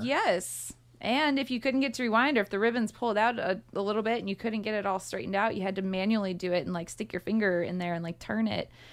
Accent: St. Louis, Missouri, United States; now in Louisville, United States; I'm from Saint Louis where the zoo is free

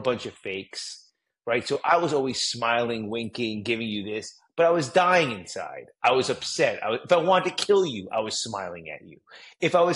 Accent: New Jersey, United States; I'm a Jew from Jersey

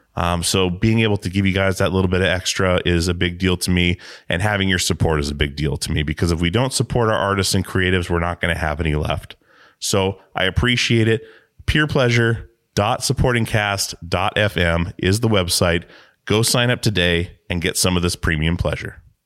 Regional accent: Alaska, United States; moved away as an adult; now in Portland, United States; i grew up in alaska yeah. moved out when i was 18 moved to portland i've been in portland ever since

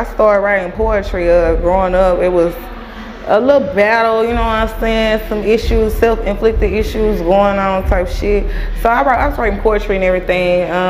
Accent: Longview, Texas, United States; East Texas, more specifically, I'm from Longview, Texas. Yeah, we're from the east side of Texas, 903.

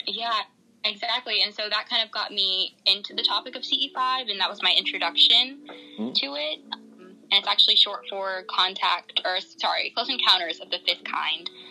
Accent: Virginia Beach, Virginia, United States; now in South Texas, United States; I'm originally from Virginia Beach, Virginia

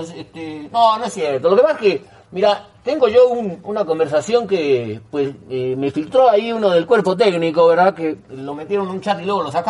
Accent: Argentina; Pero yo soy argentino, usted no sabe que soy argentino.

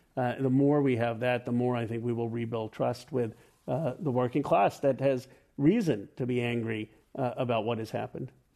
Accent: Philadelphia, Pennsylvania, United States; I was born in Philadelphia in 1976, and my parents are immigrants from India

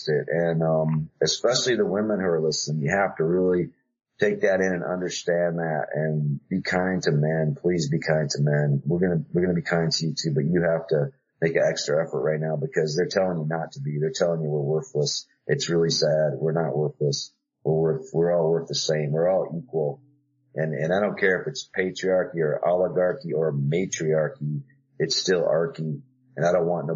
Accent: South Dakota, United States; I grew up in Dakota, South Dakota

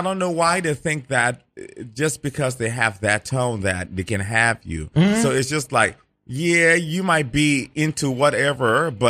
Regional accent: Midwest, United States; now in New York City, United States; growing up in the Midwest and going to the South sometimes

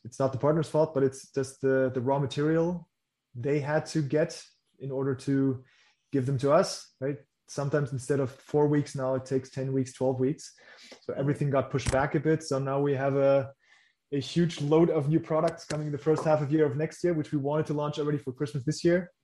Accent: Germany; English is a second language; my first language is not English. So I was born in Germany

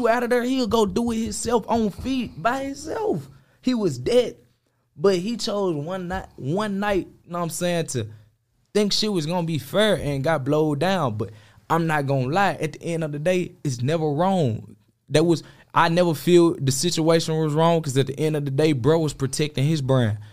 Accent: Memphis, Tennessee, United States; I'm from Memphis.

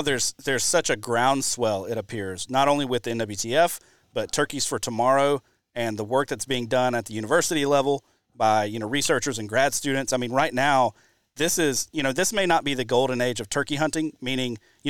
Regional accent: Mobile, Alabama, United States; now in Wisconsin, United States; I grew up in the Southeast, grew up in the deep South. I grew up in Mobile.

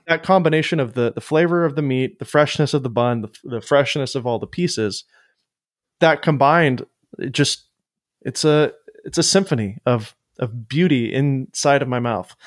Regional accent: Florida, United States; now in Nashville, United States; I grew up going to Whataburger in Florida all the time when I was younger

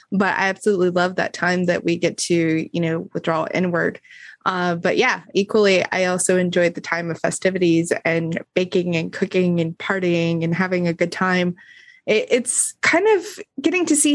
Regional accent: Rocky Mountains, United States; I grew up in the Rocky Mountains, so I was used to snow

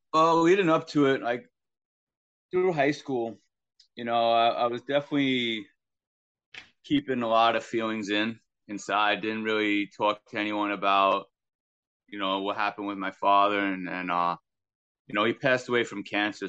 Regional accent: Long Island, New York, United States; growing up on Long Island

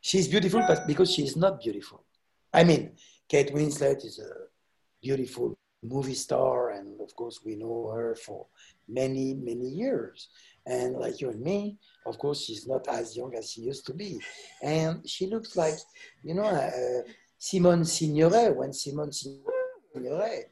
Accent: France; what we say in France, parents pauvres

